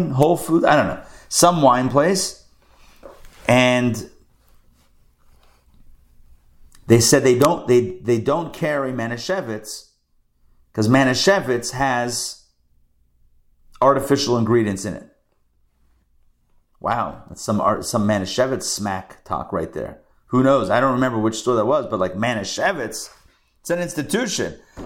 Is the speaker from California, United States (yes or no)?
no; Pittsburgh, Pennsylvania, United States; growing up in Pittsburgh, there was a department store called Kaufman's.